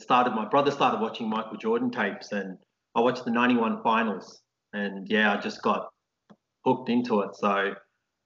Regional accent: Australia; growing up in Australia

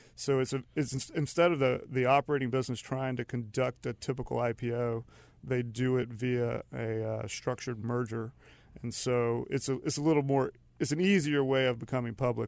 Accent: Charlotte, North Carolina, United States; also born or lived in Matthews, North Carolina / Raleigh / Denmark / Philadelphia; I'm from Charlotte, so I grew up actually, ended up in Matthews, but my parents are from Charlotte, I'm from Charlotte

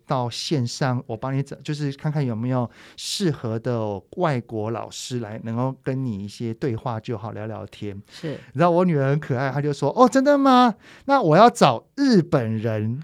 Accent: Taiwan; 我们台湾人

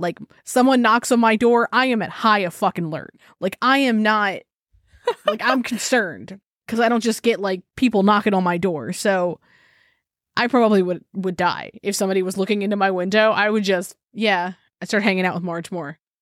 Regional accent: Maryland, United States; I'm from Maryland

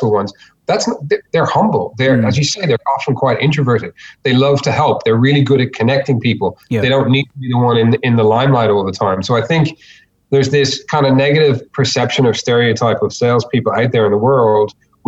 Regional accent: Ireland; moved away as an adult; now in Australia; I'm not originally from Australia. I'm originally from Ireland. Came over

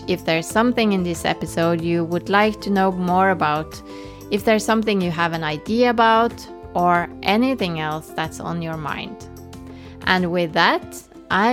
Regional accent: Tønsberg, Vestfold, Norway; Tønsberg, my hometown

